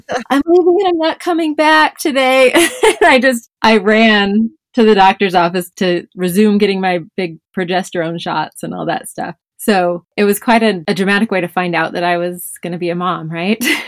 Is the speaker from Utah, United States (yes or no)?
no; Bishop, California, United States; born or raised there